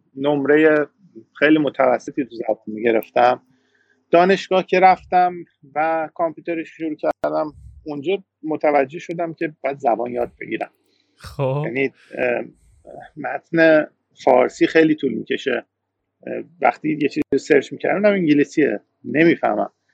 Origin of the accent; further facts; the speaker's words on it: Iran; moved away as an adult; now in Canada; من ایرانیم